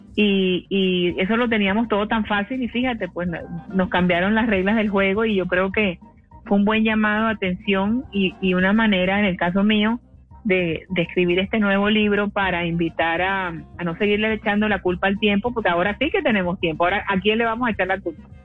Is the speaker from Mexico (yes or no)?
no; Cartagena, Bolívar, Colombia; Yo soy de Cartagena